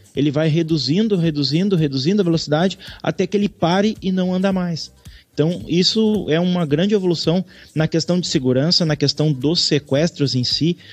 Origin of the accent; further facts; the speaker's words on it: Gaúchos, Rio Grande do Sul, Brazil; nós, como somos gaúchos